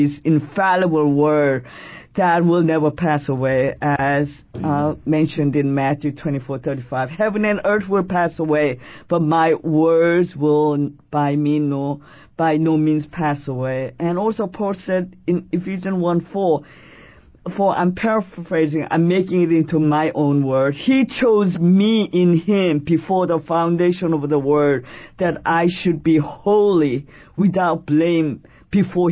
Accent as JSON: {"language": "English", "region": "Seoul", "country": "South Korea", "tie": "born or raised there", "moved": "yes", "lives_now": "New York City, United States", "said": "I am Korean by birth, and I was born in Seoul, South Korea. And I have been a resident of this great city, New York City, since June of 1971"}